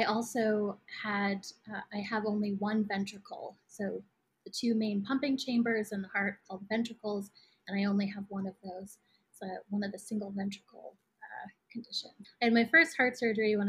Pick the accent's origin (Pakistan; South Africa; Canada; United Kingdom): Canada; Toronto, Ontario; moved away as an adult; also born or lived in Vancouver, Canada / New York, United States; now in Brooklyn, United States; I was born and raised in Toronto, Canada, and did undergrad in Vancouver